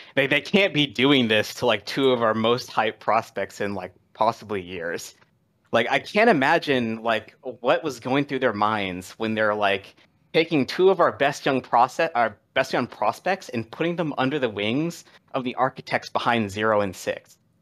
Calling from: Washington, District of Columbia, United States; calling from, uh, Washington D C

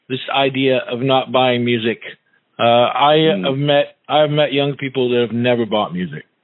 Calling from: California, United States; I'm calling from California

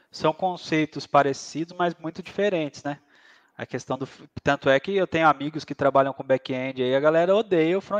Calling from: Aguaí, São Paulo, Brazil; tô falando, eu falo do interior de São Paulo, né? Eu moro numa cidade pequena aqui no interior de São Paulo, se chama Aguaí.

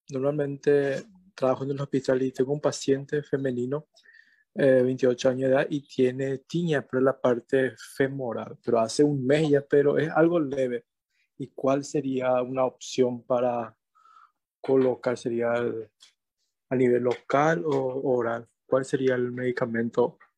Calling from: Paraguay; Yo soy de Paraguay

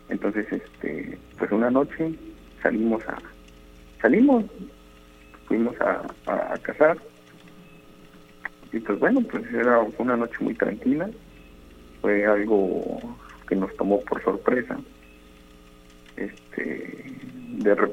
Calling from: Boca del Río, Veracruz, Mexico; Ahorita estoy aquí en la ciudad

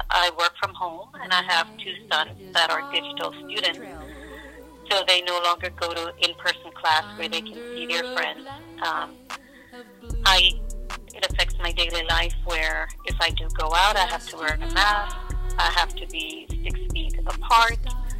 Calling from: Lawrenceville, Georgia, United States; My day's been pretty good, and I am calling from Lawrenceville, Georgia.

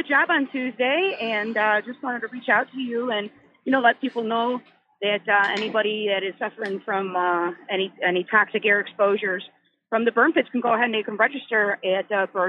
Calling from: Capitol Hill, United States; Hi, yeah, this is … I'm from up on Capitol Hill. How y'all doing?

